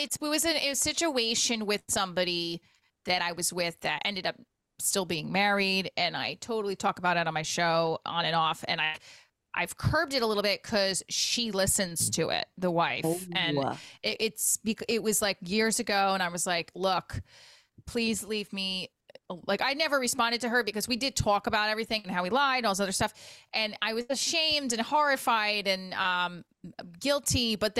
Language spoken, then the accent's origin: English; Clifton, New Jersey, United States; also born or lived in Paterson, New Jersey; now in Nutley, United States; I'm in Nutley, and I grew up in Clifton, Patterson.